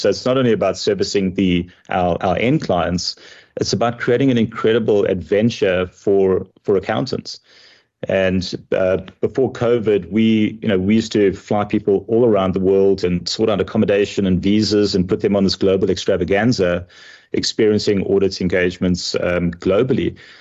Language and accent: English; South Africa; moved away as an adult; now in United States; I am proudly South African. Even though I do live in, in America, I still consider South Africa to be my, my home country